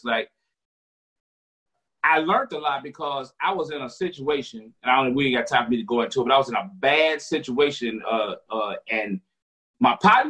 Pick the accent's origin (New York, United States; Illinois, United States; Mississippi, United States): Mississippi, United States; Vicksburg; moved away as an adult; also born or lived in Philadelphia, Pennsylvania; I grew up in Mississippi.